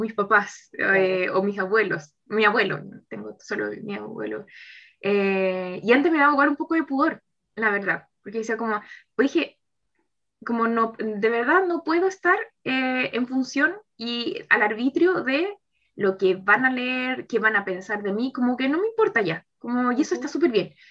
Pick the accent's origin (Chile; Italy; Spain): Chile; Santiago, Santiago Metropolitan Region; also born or lived in Viña del Mar / Valparaíso; soy eh, de Santiago, pero ahora estaba trabajando en Viña del Mar.